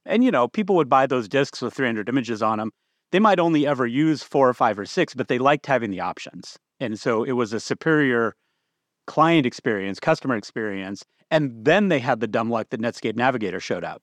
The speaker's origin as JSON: {"language": "English", "town": "Bakersfield", "region": "California", "country": "United States", "tie": "born or raised there", "also_born_or_lived": "Boston / Seattle", "moved": "as an adult", "said": "I grew up in California."}